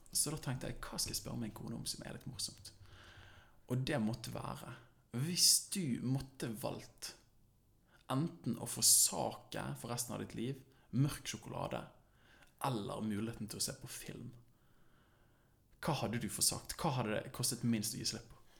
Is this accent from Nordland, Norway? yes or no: no; Bergen, Vestland, Norway; born or raised there